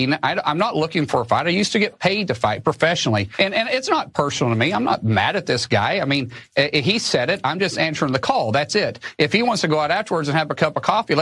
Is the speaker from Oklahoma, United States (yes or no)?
yes; Oklahoma, United States; I'm a guy from Oklahoma first